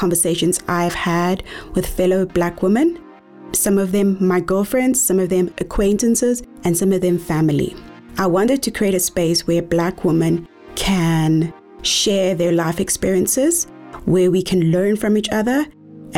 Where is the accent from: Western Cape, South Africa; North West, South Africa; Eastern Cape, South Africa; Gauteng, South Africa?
Eastern Cape, South Africa; now in Johannesburg, South Africa; born and bred in the Eastern Cape and now currently residing in Johannesburg